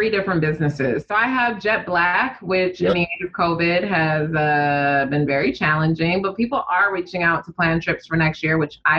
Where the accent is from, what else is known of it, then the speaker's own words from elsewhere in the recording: Uganda; also born or lived in Detroit, United States; Like, so all my friends from Detroit have connections to the South. I don't have that because I'm from Uganda.